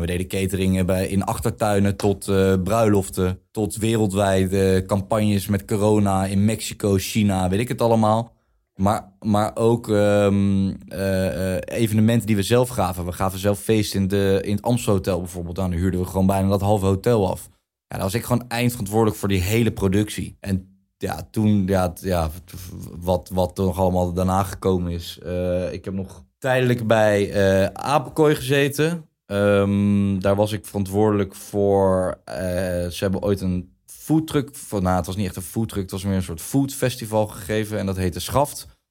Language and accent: Dutch; The Hague, South Holland, Netherlands; Ik kom inderdaad uit Den Haag